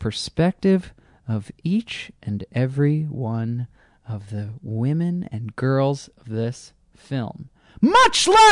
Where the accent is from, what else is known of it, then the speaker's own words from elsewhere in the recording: United States; it is my country. And I am American